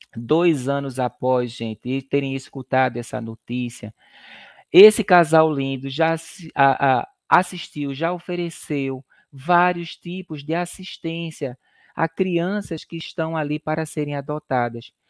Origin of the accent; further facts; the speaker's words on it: Recife, Pernambuco, Brazil; Eu e Sinara, nós somos de Recife, Pernambuco